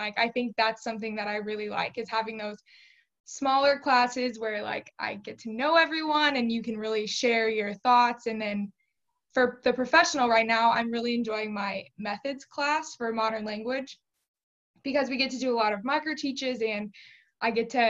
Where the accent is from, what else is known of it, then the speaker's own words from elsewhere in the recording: Weston, Missouri, United States; moved away as an adult; now in Manhattan, United States; I am from Weston, Missouri, so it's like a super small town. It's just about 15 minutes north of the airport and like 30 minutes north of KC.